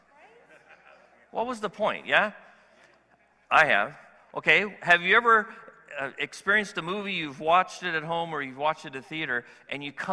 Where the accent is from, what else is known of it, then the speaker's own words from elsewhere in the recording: California, United States; as a Californian